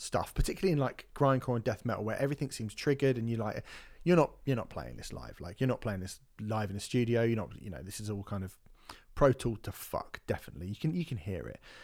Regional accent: United Kingdom; being British

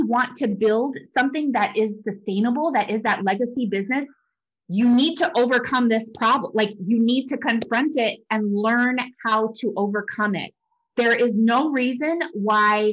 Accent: New Mexico, United States; I grew up in New Mexico and it was high elevation

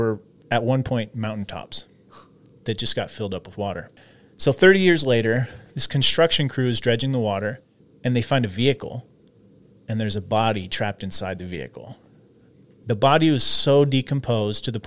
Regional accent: Washington, United States; I'm from Washington

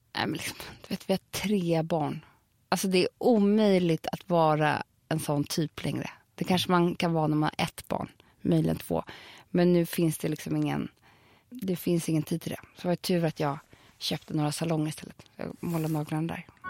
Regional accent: Stockholm, Stockholm County, Sweden; jag är uppväxt på Söder. Jag är från Södermalm.

